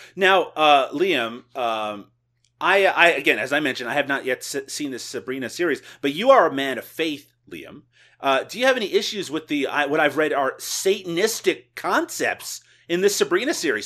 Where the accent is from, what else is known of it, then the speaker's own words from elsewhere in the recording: Newfoundland and Labrador, Canada; moved away; where I grew up in Newfoundland, Canada, people did say hi to each other